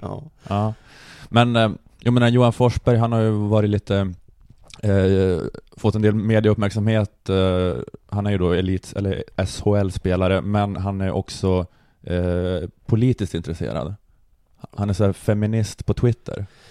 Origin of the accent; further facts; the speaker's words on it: Luleå, Norrbotten County, Sweden; jag är uppvuxen i Luleå